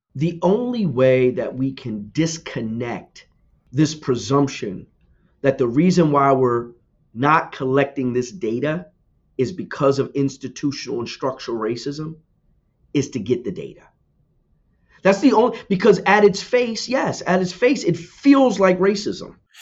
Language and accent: English; New Jersey, United States; I'm from New Jersey, born and raised.